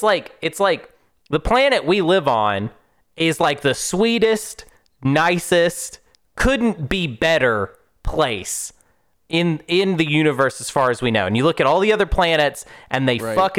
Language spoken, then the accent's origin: English; Madrid, Community of Madrid, Spain; I'm from Madrid. My family is some trees.